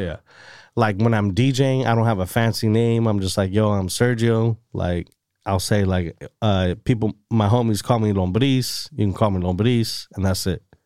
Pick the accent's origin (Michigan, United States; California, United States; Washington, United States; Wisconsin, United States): California, United States; Salinas; Born and raised Salinas, California